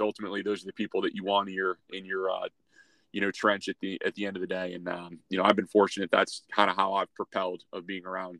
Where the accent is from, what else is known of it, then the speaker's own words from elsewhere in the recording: Syracuse, New York, United States; now in Dayton, United States; my hometown of Syracuse